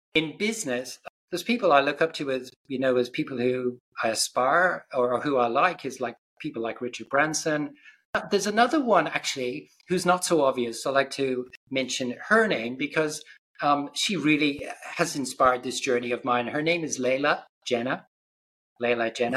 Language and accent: English; Ireland; I grew up in Ireland